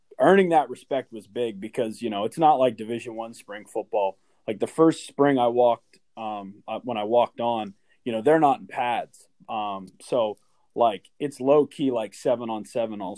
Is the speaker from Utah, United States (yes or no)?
no; Hollidaysburg, Pennsylvania, United States; I'm from Hollidaysburg, Pennsylvania